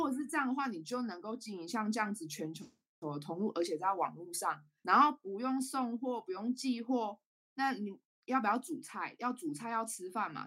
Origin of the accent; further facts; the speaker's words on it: Taichung, Taiwan; also born or lived in Taipei; 然后我是台中人，嗯。那刚刚有说我到台北嘛，我是在二零一八年的时候北漂到台北，大概三年多的时间